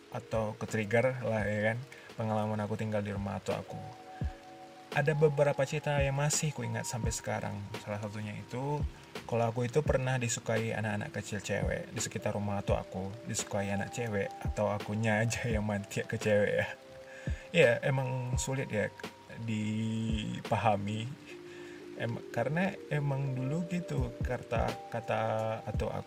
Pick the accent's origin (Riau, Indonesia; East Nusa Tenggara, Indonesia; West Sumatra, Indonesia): Riau, Indonesia; Duri; born there; aku lahir di Duri pada tahun 1999. Aku lahir pada bulan puasa waktu itu.